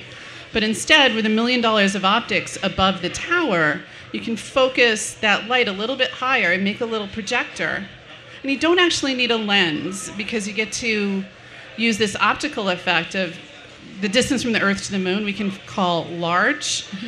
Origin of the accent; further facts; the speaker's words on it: United States; and really had to give up art because I'm an American.